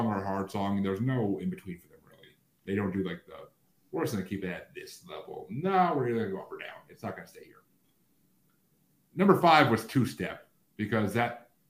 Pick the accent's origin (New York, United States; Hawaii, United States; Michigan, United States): New York, United States; New Yorkers where I'm from